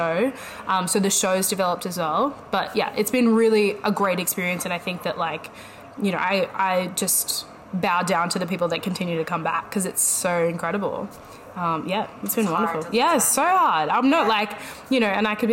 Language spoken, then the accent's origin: English; Sydney, New South Wales, Australia; I am from Sydney, Australia